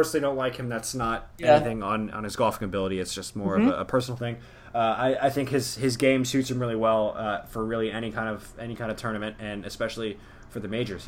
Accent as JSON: {"language": "English", "town": "Atlanta", "region": "Georgia", "country": "United States", "tie": "born or raised there", "said": "growing up in Atlanta"}